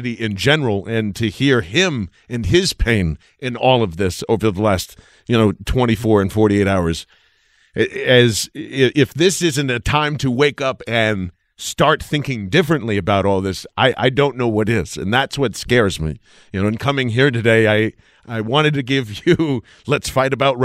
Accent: Iowa, United States; now in Philadelphia, United States; I was born in Iowa

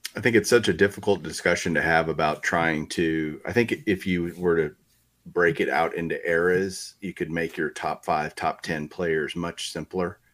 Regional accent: Texas, United States; I grew up in Texas

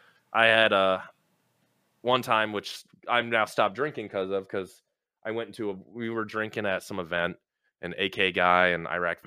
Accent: Maryland, United States; now in Florida, United States; Born and raised in Maryland, just outside DC. Lived there till 2004. Moved down to Florida.

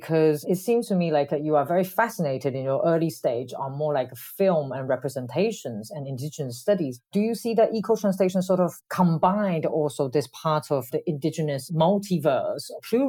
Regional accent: Kaohsiung, Taiwan; Me too, in Kaohsiung.

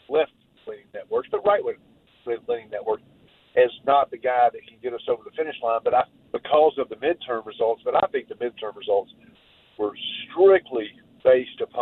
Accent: Cobb County, Georgia, United States; moved away; I'm from Cobb County originally

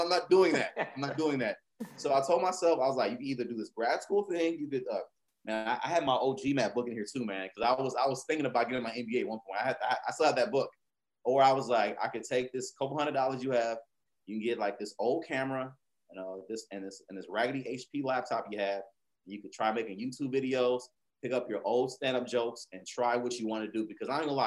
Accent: Houston, Texas, United States; being from Houston

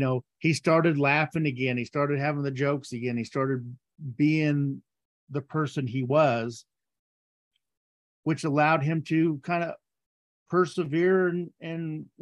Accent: the South, United States; I grew up in the South. The South is the Bible Belt.

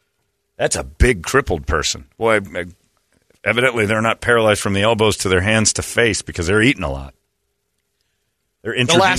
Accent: Indiana, United States; I grew up in Indiana.

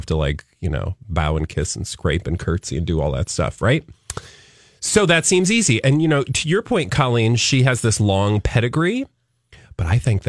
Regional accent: United States; As an American

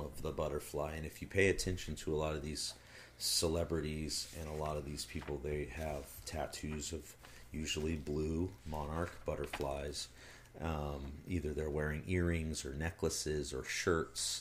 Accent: United States; I'm an American

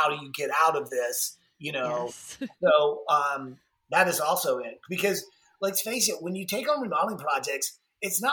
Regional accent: Atlanta, Georgia, United States; being born and raised in Atlanta

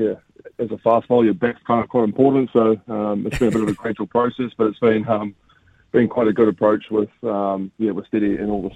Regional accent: New Zealand; as a Kiwi, I've grown up watching, you know, the Aussie Summer of Cricket

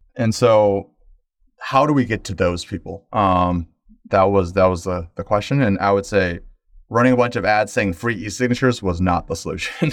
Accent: Midwest, United States; first generation American, growing up in the Midwest

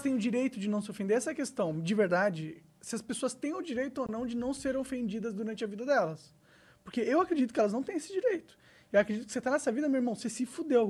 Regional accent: São Paulo, Brazil; eu, sou paulista

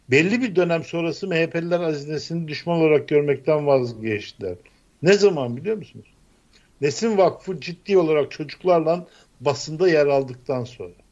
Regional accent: Black Sea Region, Turkey; ben Karadenizliyim.

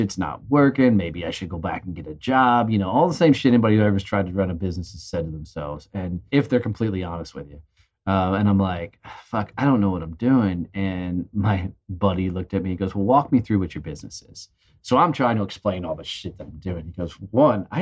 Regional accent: Fort Worth, Texas, United States; In my hometown of Fort Worth, Texas

